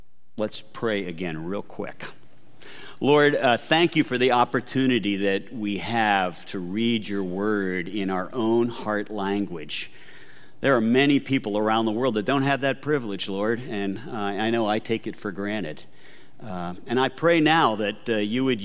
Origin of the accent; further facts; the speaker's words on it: Delaware, United States; moved away as an adult; also born or lived in East Africa; we're from Delaware